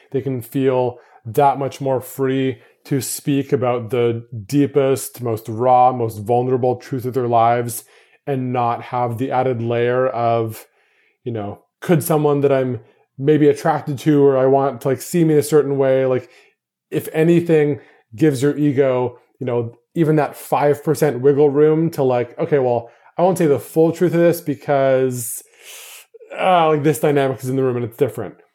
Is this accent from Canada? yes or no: yes; Canada; moved away as an adult; my hometown, to Canada